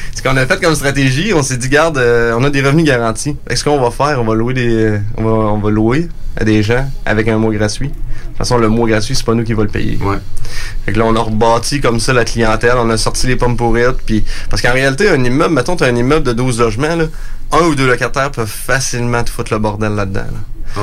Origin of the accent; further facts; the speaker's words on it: Montmagny, Quebec, Canada; je suis né sur la ferme. Dans le fond, mon père, lui, a démarré l'entreprise en 78 on vient de la région de Montmagny